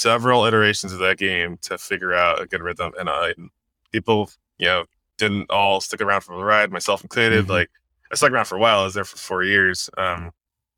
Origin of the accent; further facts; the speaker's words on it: New Jersey, United States; now in Kirkland, United States; I'm from Jersey, but I've been here for like 10 years